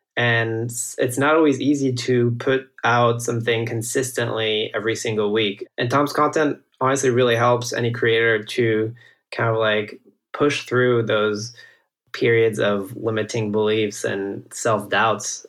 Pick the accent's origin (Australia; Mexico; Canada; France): France; northeast France; moved away as an adult; also born or lived in Silicon Valley; I grew up in France, in the northeast of France, like a little small wine growing region